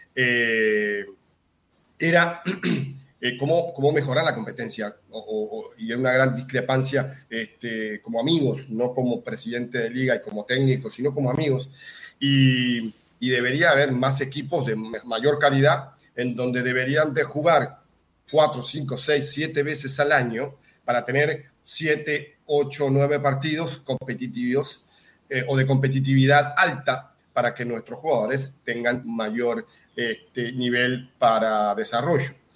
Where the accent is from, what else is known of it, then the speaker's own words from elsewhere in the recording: Uruguay; now in Puerto Rico; en Uruguay, eh, de donde soy yo